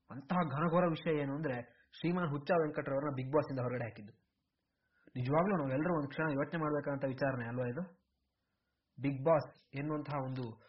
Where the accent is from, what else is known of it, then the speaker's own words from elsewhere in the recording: Koppa, Karnataka, India; ನಮ್ಮೂರು ಕೊಪ್ಪದಲ್ಲೇ